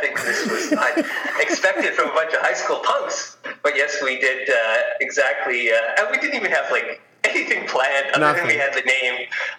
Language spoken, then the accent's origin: English; Winnipeg, Manitoba, Canada; moved away as an adult; now in British Columbia, Canada; I was born in Winnipeg